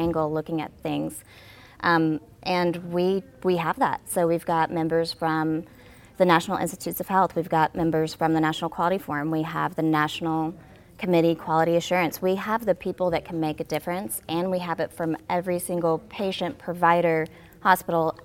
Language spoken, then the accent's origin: English; Batesville, Arkansas, United States; moved away; Born and raised in Arkansas